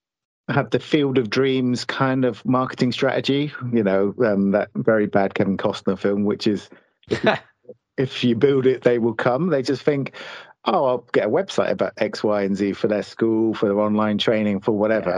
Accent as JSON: {"language": "English", "country": "United Kingdom", "said": "we're British"}